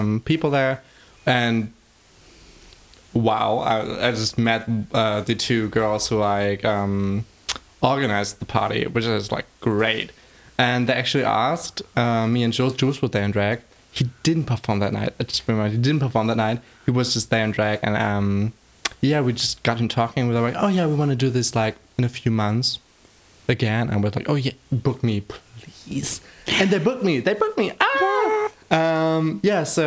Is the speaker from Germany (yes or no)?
yes; Greifswald, Mecklenburg-Vorpommern, Germany; English is a second language; moved away as an adult; now in Berlin, Germany; I'm from Greifswald, Germany, like up in the north of Germany at the Baltic Sea, little small town. And I moved to Berlin 1 year ago